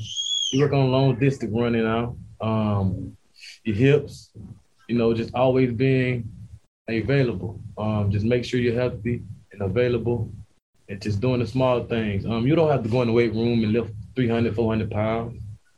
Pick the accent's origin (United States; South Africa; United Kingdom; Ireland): United States; Pahokee, Florida; Well, I'm from Pahokee, Florida. I'm from Pahokee, Florida, a small town in Pahokee near West Palm.